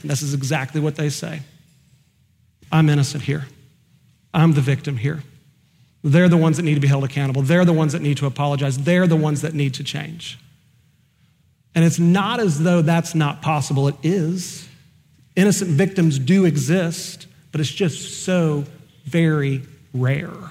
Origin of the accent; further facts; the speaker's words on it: Oklahoma, United States; I'm just from Oklahoma.